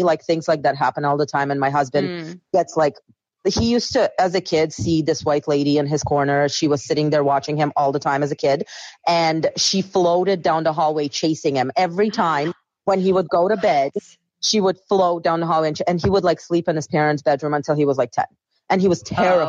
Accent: Russia; now in Prince Edward Island, Canada; I'm originally from Russia

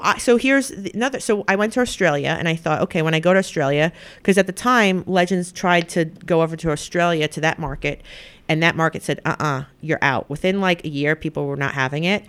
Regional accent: the Hamptons, New York, United States; I grew up right in the Hamptons

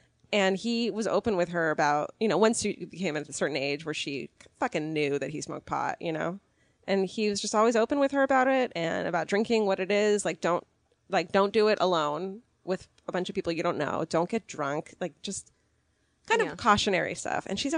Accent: Irvine, California, United States; born or raised there

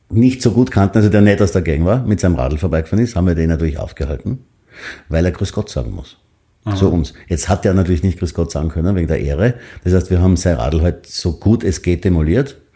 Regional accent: Graz, Styria, Austria; moved away; ich bin in der Triester-Siedlung in Graz aufgewachsen.

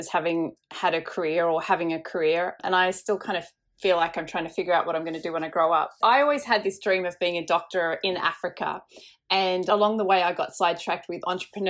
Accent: Indonesia; I grew up in Indonesia, so I think I've just grown up with an interest in social causes

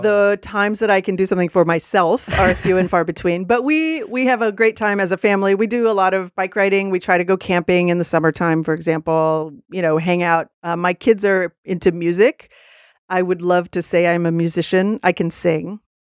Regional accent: Texas, United States; now in Seattle, United States; I'm from Texas originally.

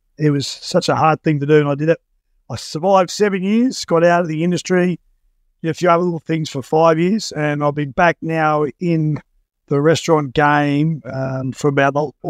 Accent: Wallangarra, Queensland, Australia; moved away as an adult; also born or lived in Tenterfield, New South Wales / Stanthorpe / North Sydney / Sunshine Coast; I grew up in Warringarra

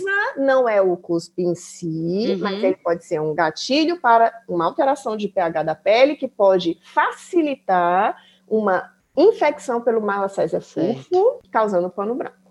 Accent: Brazil; moved away as an adult; now in Germany; eu sou do Brasil, eu tô aprendendo alemão

